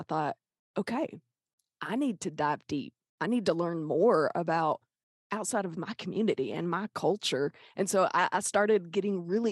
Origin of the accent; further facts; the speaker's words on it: Pine Bluff, Arkansas, United States; I'm from Pine Bluff.